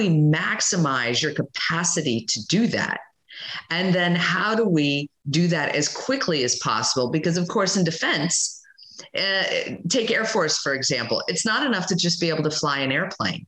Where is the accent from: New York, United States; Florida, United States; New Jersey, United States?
Florida, United States; I grew up in Florida